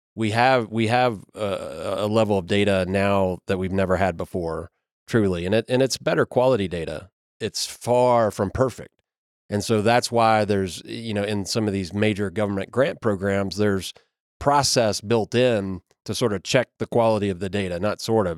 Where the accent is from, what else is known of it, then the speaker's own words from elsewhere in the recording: Kentucky, United States; I'm from Kentucky